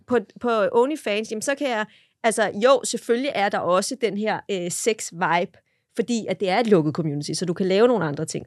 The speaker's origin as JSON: {"language": "Danish", "country": "Denmark", "said": "vi danskere"}